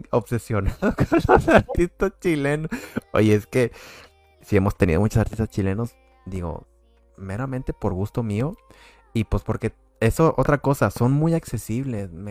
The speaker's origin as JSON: {"language": "Spanish", "country": "Mexico", "said": "no sé cómo te hagas una idea de cómo somos los mexicanos, de que ah, mariachi o así, no sé, ¿verdad?"}